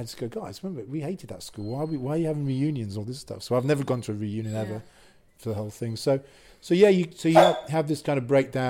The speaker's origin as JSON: {"language": "English", "region": "Wales", "country": "United Kingdom", "said": "Wasn't even picked in the squad because one, I was from North Wales, I think, and two, most important, I was English, so I'm not picked."}